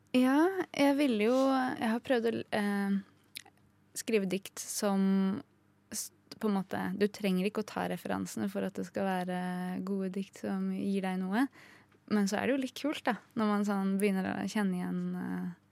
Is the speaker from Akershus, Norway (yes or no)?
no; Hedmarken, Innlandet, Norway; now in Oslo, Norway; jeg er jo fra Hedmarken